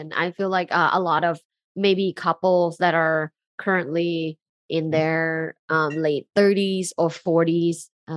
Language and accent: English; Thailand; moved away; I'm originally from Thailand, and like in Thai culture, people don't go see a therapist